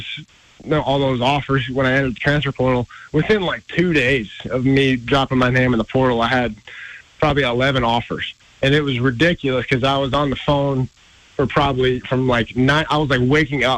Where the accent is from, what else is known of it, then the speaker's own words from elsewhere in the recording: Bellevue, Nebraska, United States; growing up in Nebraska, it's always every little kid's dream in Nebraska to be a Cornhusker